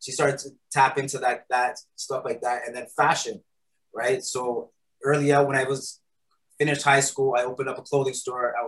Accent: Toronto, Ontario, Canada; moved away; also born or lived in Kitchener, Ontario; I was born in Toronto. I ended up coming to Kitchener with my grandmother.

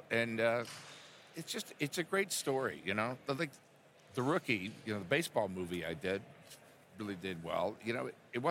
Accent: Houston, Texas, United States; Yeah, I'm from Houston originally.

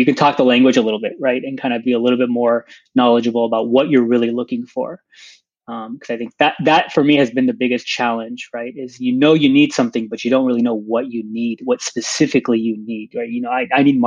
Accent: San Diego, California, United States; I grew up in San Diego

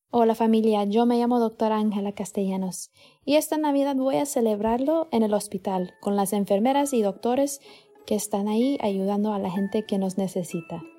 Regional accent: Florida, United States; now in Boston, United States; Mi familia originalmente es de Colombia, yo crecí en la Florida

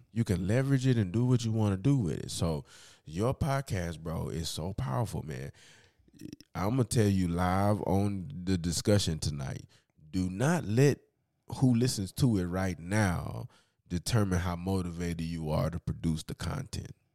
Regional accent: United States

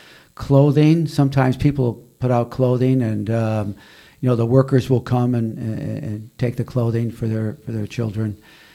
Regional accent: Darien, Connecticut, United States; we were growing up in Darien

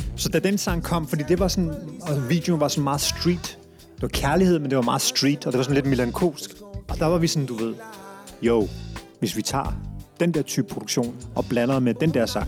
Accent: Brøndby, Capital Region of Denmark, Denmark; vi flyttede til Brøndby Strand, før det, anede jeg ikke, at jeg var pakistansk oprindelse

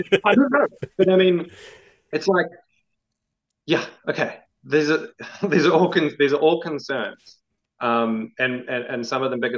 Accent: New Zealand; also born or lived in Melbourne, Australia; now in Queensland, Australia; growing up in New Zealand, being in the comics scene there, very vibrant

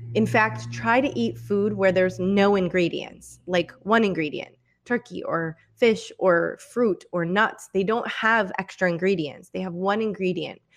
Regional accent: Michigan, United States; I'm from Michigan

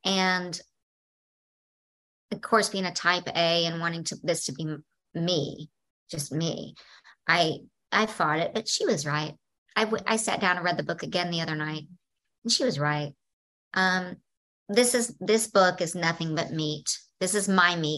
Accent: the South, United States; I come from the South

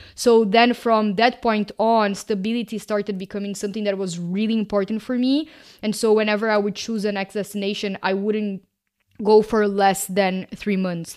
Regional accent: Brazil; moved away; I am originally from Brazil

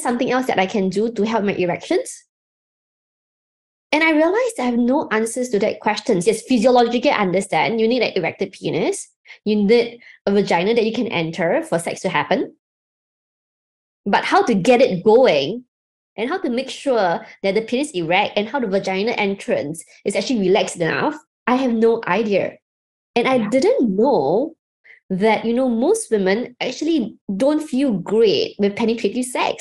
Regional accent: Singapore; I'm from Singapore

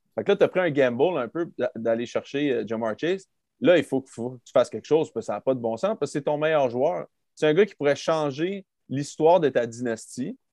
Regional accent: Quebec City, Quebec, Canada; also born or lived in Texas; on vient pas de Nashville, on vient de Québec. il fait fret à Québec

